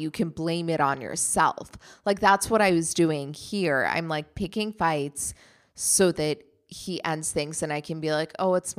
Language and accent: English; Germany; You know, even though he grew up in Germany, I grew up in Germany, and we have that in common. At the same time, I am very much American.